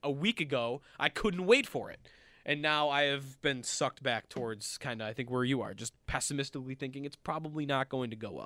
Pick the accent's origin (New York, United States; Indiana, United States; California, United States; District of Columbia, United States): New York, United States; Orchard Park; I am from Orchard Park. The stadium was in my backyard, basically, growing up